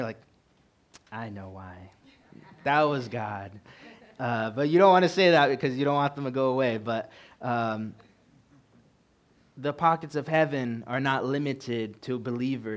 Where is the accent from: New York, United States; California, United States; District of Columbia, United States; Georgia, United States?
California, United States; moved away as an adult; now in Montana, United States; I'm originally from California